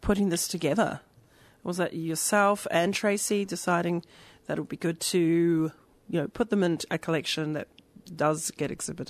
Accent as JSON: {"language": "English", "country": "New Zealand", "moved": "yes", "said": "I'm from New Zealand originally"}